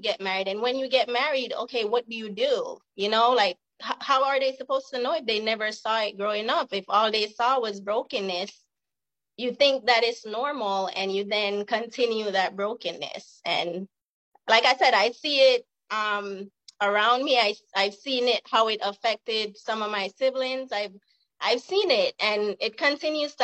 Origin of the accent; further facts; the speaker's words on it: Jamaica; now in California, United States; I'm from the hood in Jamaica